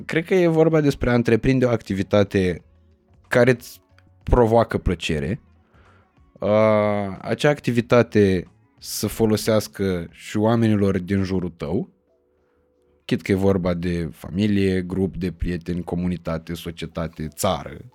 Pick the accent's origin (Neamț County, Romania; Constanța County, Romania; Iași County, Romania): Iași County, Romania; Iași; eu sunt din Iași